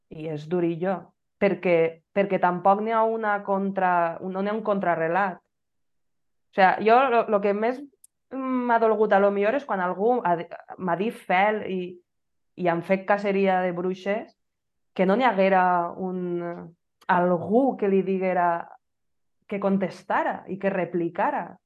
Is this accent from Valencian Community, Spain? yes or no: yes; Benissa, Valencian Community, Spain; jo era una benissera acèrrima